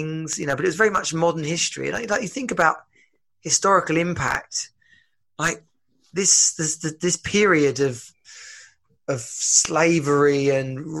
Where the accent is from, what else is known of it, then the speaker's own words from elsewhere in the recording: England, United Kingdom; I consider myself British, and actually probably English.